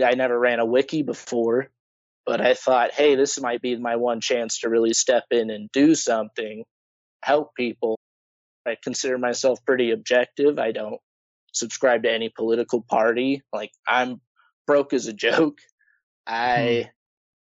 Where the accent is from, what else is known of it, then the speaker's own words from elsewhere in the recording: Idaho, United States; I'm from Idaho, pretty backwater place